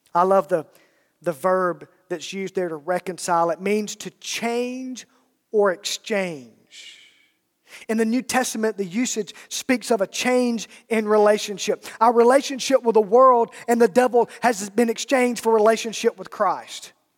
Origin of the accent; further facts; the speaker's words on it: Alabama, United States; I'm from Alabama